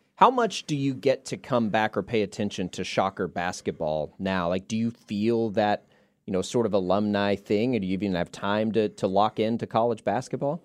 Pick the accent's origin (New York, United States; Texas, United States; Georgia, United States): Texas, United States; Texas Panhandle, United States; I grew up in the Panhandle of Texas